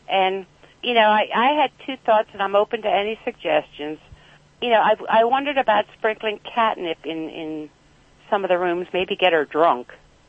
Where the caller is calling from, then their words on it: Reamstown, Pennsylvania, United States; I'm calling from Reamstown, Pennsylvania. It's near, well, it's between Lancaster and Reading.